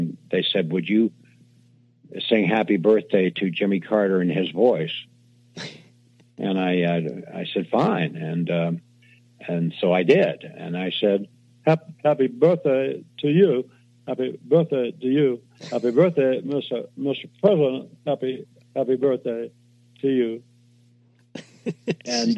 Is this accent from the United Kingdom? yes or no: no; Canada; I'm a Canadian.